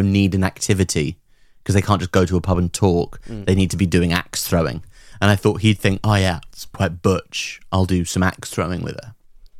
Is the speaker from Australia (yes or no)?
yes; Australia; Nah, mate. You got your neckers in a twist about my voice, but I'm fucking Aussie.